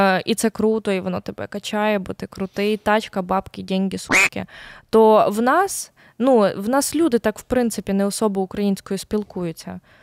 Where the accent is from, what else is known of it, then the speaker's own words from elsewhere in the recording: Volyn Oblast, Ukraine; also born or lived in Lviv; now in Kyiv, Ukraine; Я я волинянка е, з польським корінням, трошки з циганським корінням, трошки з львівським корінням.